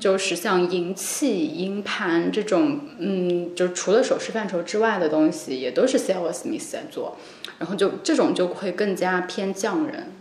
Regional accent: Nanjing, Jiangsu, China; moved away as an adult; 因为我是南京人，我是从江苏考过来

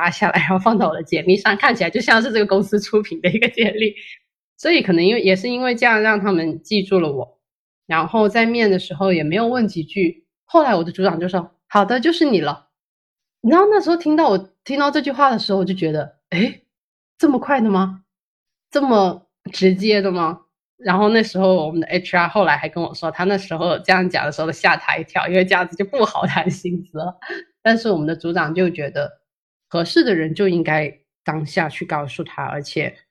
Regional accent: Shenzhen, Guangdong, China; moved away as an adult; now in Zhongshan, China; 从小在深圳长大，然后也在深圳读书，大学的时候也在广州。我后来大学毕业之后也回到深圳工作了，有四五年吧。

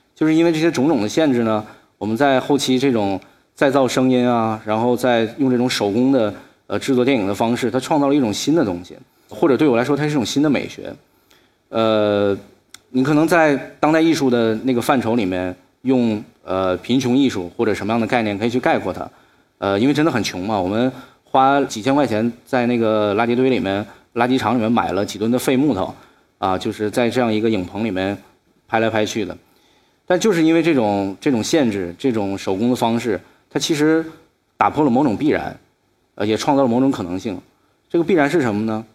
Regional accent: Shenyang, Liaoning, China; 我今年二十九岁，我出生于沈阳一个非常普通家庭里面，我爸爸是一个室内设计师

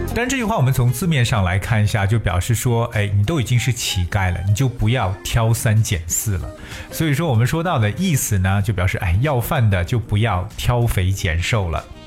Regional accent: China; 我们中国人常讲三百六十五行，行行出状元

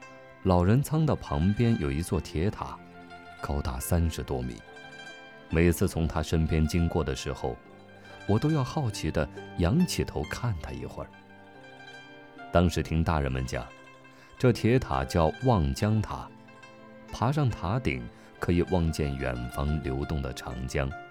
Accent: Zhuhe, Hubei, China; 我的故乡是洪湖岸边的朱河镇，镇上有一条长长的老街。

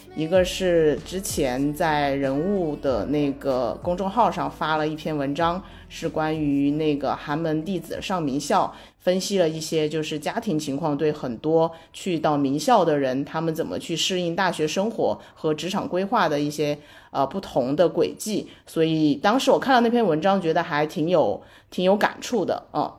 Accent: Sichuan, China; moved away as an adult; also born or lived in Beijing; 我是来自四川的一个非常非常小的地方。就是我，我跟我的同学说我是四川哪个市的，他们都说没有听说过， 就是没有听说过这个市。然后是，我是在这个市的底下的一个县参加的高考

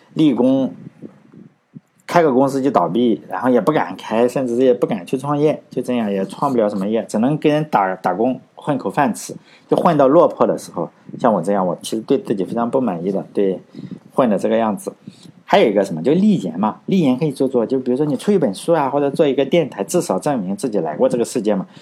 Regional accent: China; 我们中国人

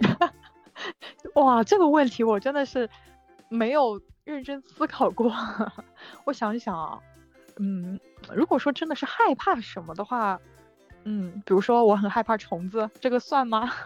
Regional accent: Shanghai, China; also born or lived in United Kingdom; 我是来自上海的，九三年的。本科的时候是在上外

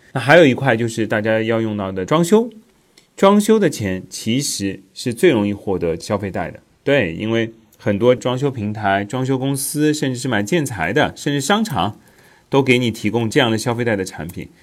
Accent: China; 咱们国家

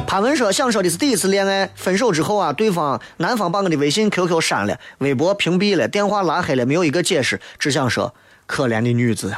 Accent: Shaanxi, China; accent: Shaanxi dialect; 我们陕西话搓狗家。

